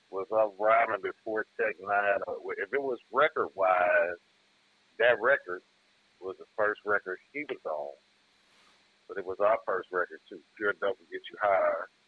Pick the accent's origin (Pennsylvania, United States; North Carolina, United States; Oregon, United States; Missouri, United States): Missouri, United States; Kansas City; also born or lived in Chicago; spent some time in Chicago too, but born and raised in Kansas City, Missouri. My pops from Chicago. Okay. Uh, north North Side.